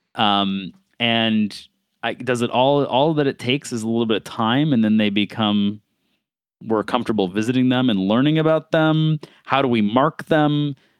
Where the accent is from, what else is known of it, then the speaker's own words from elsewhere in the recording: Buffalo, New York, United States; growing up in Buffalo